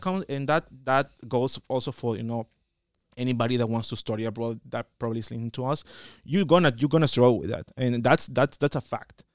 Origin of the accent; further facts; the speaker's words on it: El Salvador; moved away as an adult; I am from El Salvador, as in Central America, and I am here